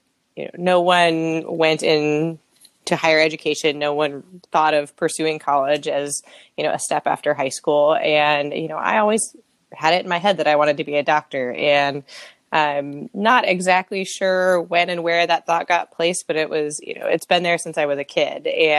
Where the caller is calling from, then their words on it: Sunnyvale, California, United States; I am calling from Sunnyvale, California. So kind of right between San Jose and San Francisco, right on the coast.